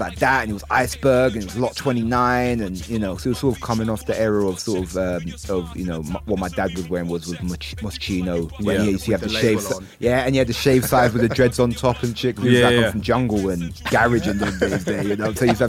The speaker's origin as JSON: {"language": "English", "region": "London", "country": "United Kingdom", "said": "because I grew up with grime, I come from East London."}